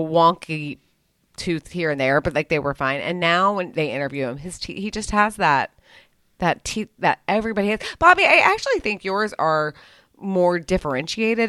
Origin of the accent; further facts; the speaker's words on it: United States; I'm an American